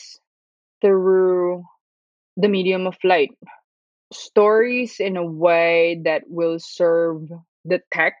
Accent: Manila, Metro Manila, Philippines; moved away as an adult; now in Brooklyn, United States; I'm from Manila, Philippines

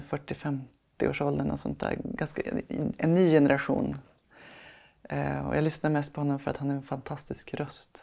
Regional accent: Sweden; vi svenskar

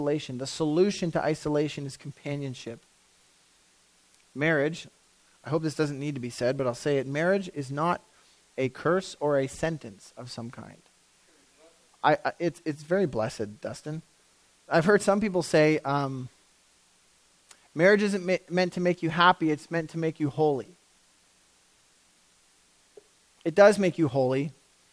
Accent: Canada; we're so Canadian

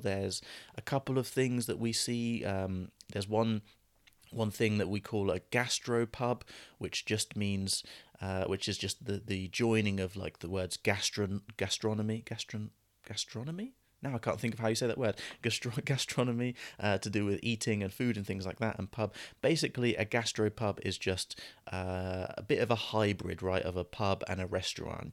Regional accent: United Kingdom; as British people

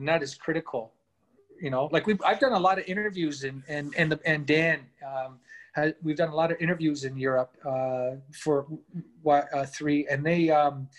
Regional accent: Canada; also born or lived in London, England; And then we moved here when I was young

